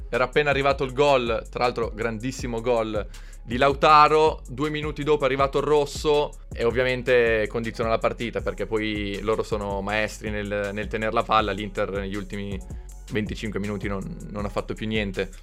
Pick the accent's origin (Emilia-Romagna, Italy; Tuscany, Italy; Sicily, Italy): Emilia-Romagna, Italy; Bologna; io sono di Bologna